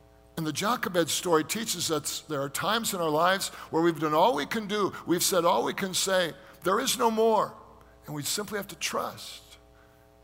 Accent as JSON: {"language": "English", "country": "United States", "said": "we as American Christians"}